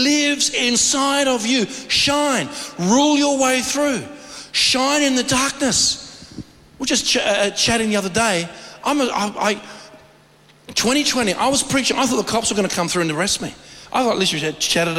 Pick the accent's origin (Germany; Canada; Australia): Australia; I'm an Aussie